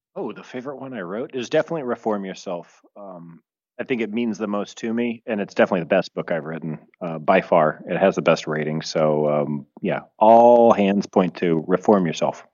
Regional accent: United States; moved away as an adult; now in Italy; I'm a true-blooded American

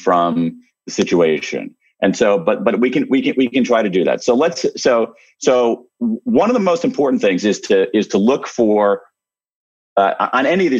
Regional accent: Ohio, United States; I'm from Ohio, so I say, holy smokes.

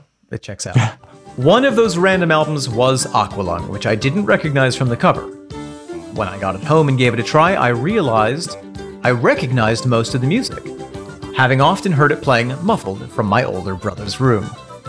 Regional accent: Massachusetts, United States; I grew up just outside of Boston, and my first tall album was stolen from a flea market.

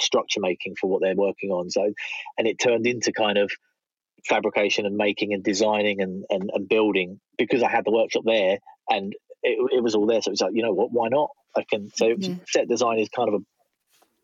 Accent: Southend-on-Sea, East of England, United Kingdom; moved away as an adult; also born or lived in London; I went to uni in Essex. That's where I'm from Southend

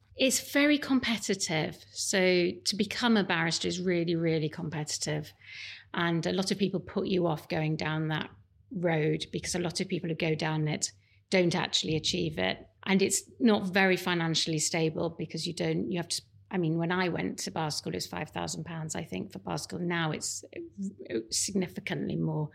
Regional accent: Leeds, Yorkshire and the Humber, United Kingdom; I grew up in Leeds

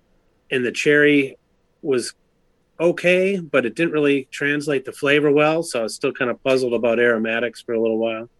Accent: St. Paul, Minnesota, United States; So I grew up in St. Paul, Minnesota.

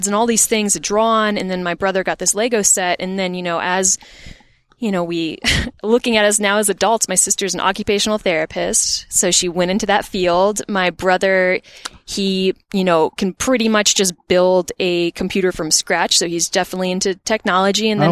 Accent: Botetourt, Virginia, United States; I grew up in Botetourt, Virginia, and there wasn't much of an art scene there.

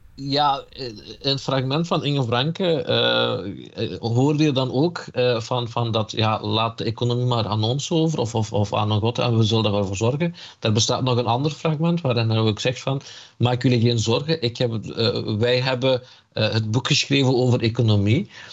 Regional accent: Limburg, Flanders, Belgium; also born or lived in Elazığ, Turkey (parents' origin); je kunt mij eh, eh, een, Turks-Koerdische Limburger noemen

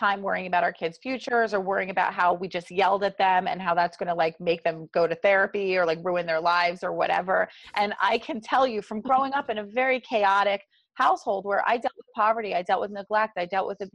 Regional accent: New Jersey, United States; accent: South Jersey; my South Jersey accent

